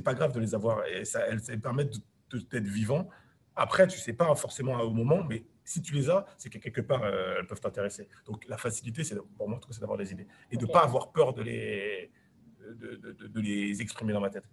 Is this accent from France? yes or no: yes; France; j'ai grandi, je suis né en banlieue